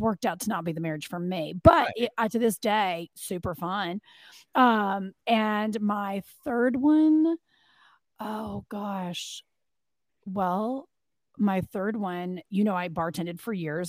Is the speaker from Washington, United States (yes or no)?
no; Kentucky, United States; moved away as an adult; also born or lived in Arizona / Los Angeles, California; now in Atlanta, United States; I am from Kentucky, uh, born and raised